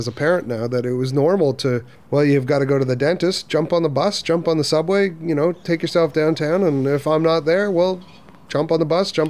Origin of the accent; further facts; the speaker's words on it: Toronto, Ontario, Canada; moved away as an adult; now in Launceston, Australia; I grew up in Toronto, suburb of Toronto, North York